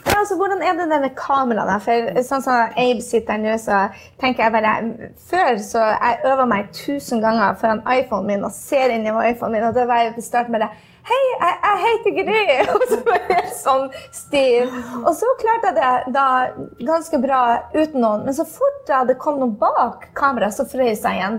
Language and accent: Norwegian; Norway; now in New York, United States; Jeg var nettopp hjemme i Norge hvor jeg eh, var nervøs for et skoletreff